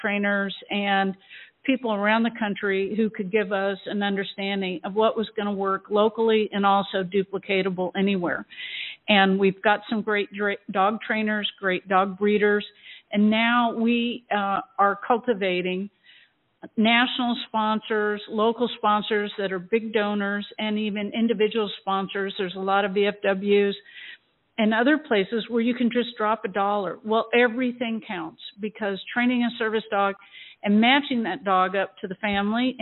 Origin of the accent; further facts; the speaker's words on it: Iowa, United States; now in Sarasota, United States; I grew up in Iowa, and my father was a Marine